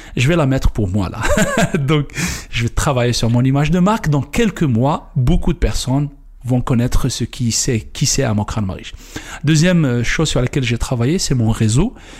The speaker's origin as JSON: {"language": "French", "region": "Kabylie", "country": "Algeria", "moved": "as an adult", "said": "je viens d'Algérie, comme je viens de le dire un petit village en Kabylie."}